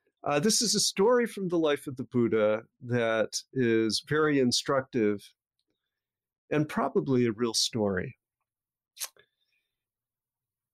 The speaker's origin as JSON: {"language": "English", "town": "Avon", "region": "New York", "country": "United States", "tie": "born or raised there", "said": "my hometown of Avon, New York, near Rochester"}